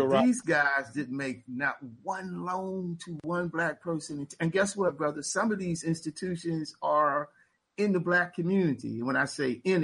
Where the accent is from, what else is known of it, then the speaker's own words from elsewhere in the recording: Philadelphia, Pennsylvania, United States; now in Pittsburgh, United States; I was born and raised in Philly